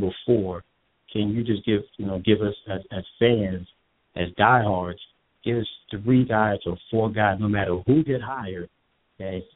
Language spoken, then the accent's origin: English; New Jersey, United States; I'm from Jersey